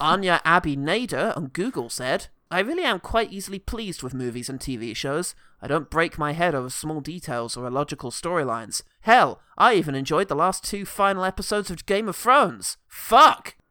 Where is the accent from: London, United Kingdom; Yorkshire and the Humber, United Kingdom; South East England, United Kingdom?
London, United Kingdom; being a Londoner